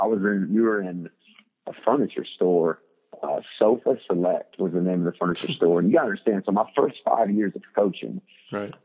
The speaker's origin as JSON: {"language": "English", "town": "Muncie", "region": "Indiana", "country": "United States", "tie": "born or raised there", "moved": "yes", "said": "I grew up in Muncie, Indiana"}